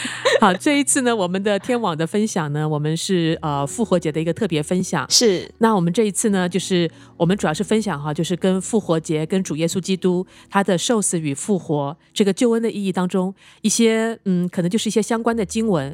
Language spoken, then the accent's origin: Chinese; Taiwan; moved away; 我从台湾来嘛，那以前在台湾的时候啊